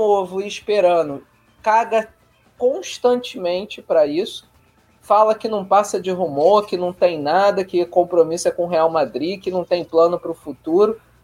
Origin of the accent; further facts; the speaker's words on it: Rio de Janeiro, Brazil; carioca botafoguense